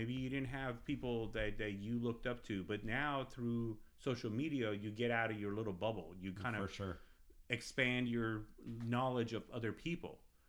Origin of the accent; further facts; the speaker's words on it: California, United States; now in Texas, United States; I'm an ex, you know, Californian, right? Like, I came from California, I'm here now.